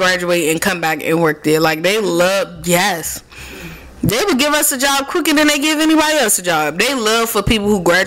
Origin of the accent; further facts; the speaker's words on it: Washington, District of Columbia, United States; I take pride in being born and raised in Southeast DC